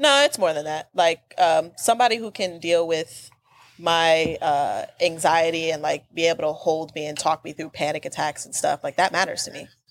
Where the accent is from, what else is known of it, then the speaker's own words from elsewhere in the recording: the South, United States; I'm from the South. Where do you think the rest of my family is?